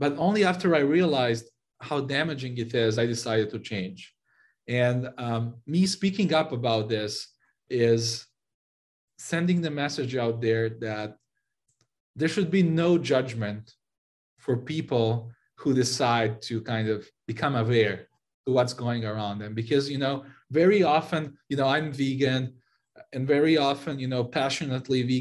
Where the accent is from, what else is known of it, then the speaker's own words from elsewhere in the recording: Serbia; moved away as an adult; now in San Francisco, United States; I moved from Serbia, where I grew up and spent most of my life